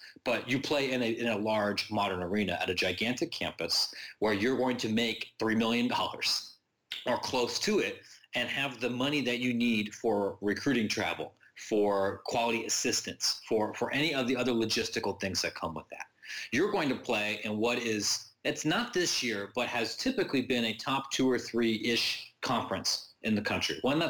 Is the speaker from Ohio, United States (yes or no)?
yes; Columbus, Ohio, United States; growing up in Columbus, when I was a kid